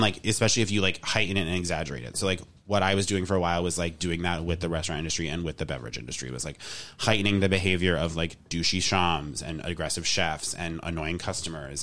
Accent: New England, United States; I am from New England

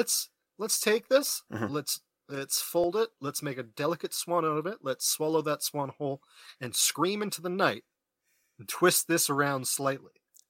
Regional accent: Canada; we're Canadian

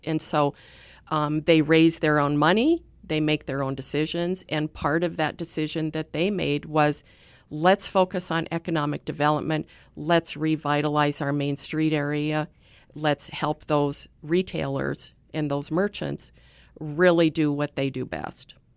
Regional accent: Sturgis, South Dakota, United States; I grew up in Sturgis, and so, um, Sturgis is kinda near and dear to me

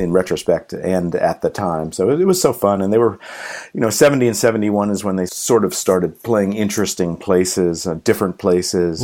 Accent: Pelham, New York, United States; my hometown in Pelham, New York

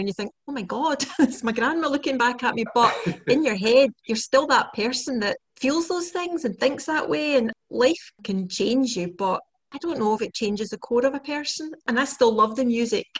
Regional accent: Scotland, United Kingdom; I always thought it was Scottish.

